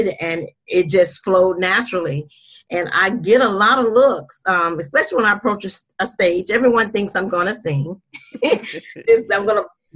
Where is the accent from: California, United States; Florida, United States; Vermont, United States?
Florida, United States; Jacksonville; I am from Jacksonville, Florida